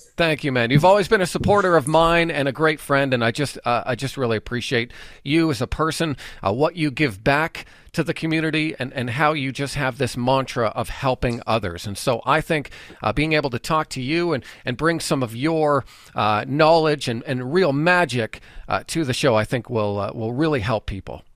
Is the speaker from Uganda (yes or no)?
no; Canada; we as Canadian traders